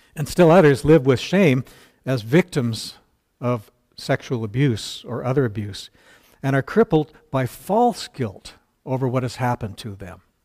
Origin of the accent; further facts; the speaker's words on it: Burnaby, British Columbia, Canada; I grew up in North Burnaby. Uh, North Burnaby suburb of Vancouver